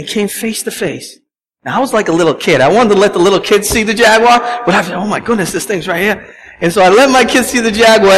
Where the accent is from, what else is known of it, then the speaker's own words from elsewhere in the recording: Boston, Massachusetts, United States; Growing up in Boston